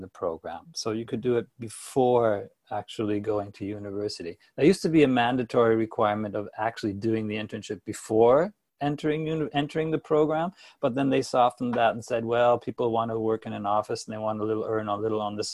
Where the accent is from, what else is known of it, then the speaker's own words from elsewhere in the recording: Toronto, Ontario, Canada; moved away; also born or lived in Hanover, Germany; I'm from Canada. I was born in Toronto and grew up here as a classic Canadian boy